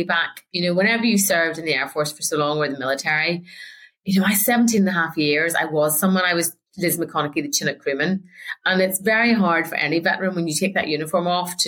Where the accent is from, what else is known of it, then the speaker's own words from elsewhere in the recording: Northern Ireland, United Kingdom; moved away as an adult; I'm from Northern Ireland, so I was very young and naive when I first joined the RAF